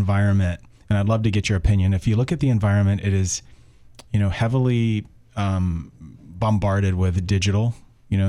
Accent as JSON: {"language": "English", "town": "Tampa", "region": "Florida", "country": "United States", "tie": "born or raised there", "said": "I was born and raised in Tampa"}